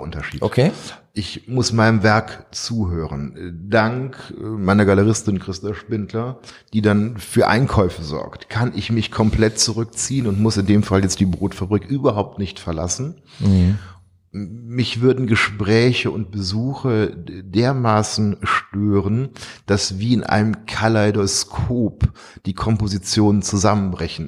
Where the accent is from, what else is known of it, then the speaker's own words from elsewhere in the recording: Duisburg, North Rhine-Westphalia, Germany; moved away; also born or lived in Tehran, Iran; meiner Heimatstadt etwas zurückzugeben für all die Jahre, die ich hier groß werden dürf durfte